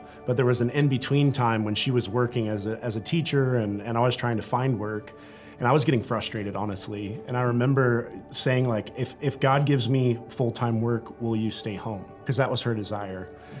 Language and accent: English; San Antonio, Texas, United States; now in Rapid City, United States; we're coming from San Antonio, Texas, like this massive city where all our family lives